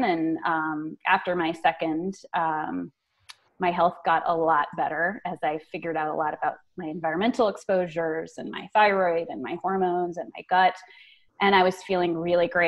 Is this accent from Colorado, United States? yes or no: yes; Colorado, United States; I was born and raised in Colorado